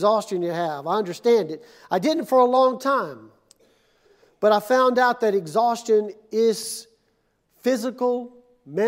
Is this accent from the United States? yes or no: yes; Mississippi, United States; now in Ponca City, United States; I'm from Mississippi